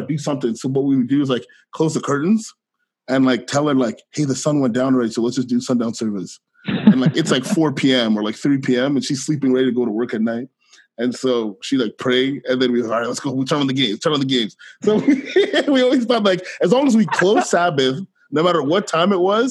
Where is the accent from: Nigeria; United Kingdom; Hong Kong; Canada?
Canada; Ottawa, Ontario; also born or lived in Guelph, Ontario; I am from Ottawa, Ontario. I grew up in Ottawa, Canada